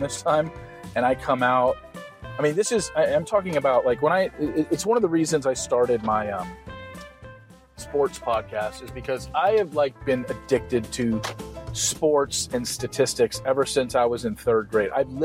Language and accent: English; Southern California, United States; moved away; I grew up in Southern California